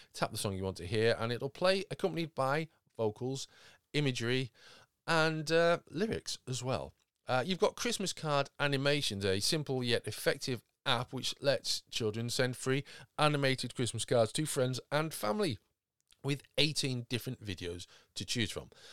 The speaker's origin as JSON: {"language": "English", "country": "United Kingdom", "said": "we're British"}